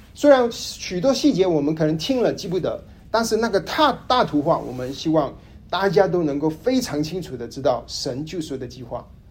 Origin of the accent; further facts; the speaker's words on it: Kuala Lumpur, Malaysia; also born or lived in Hainan (ancestral); now in Dallas, United States; 我的老家是吉隆坡，马来西亚，祖籍是海南